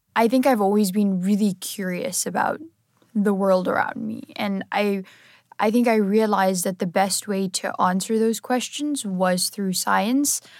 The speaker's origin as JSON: {"language": "English", "country": "South Africa", "said": "I'm originally from South Africa"}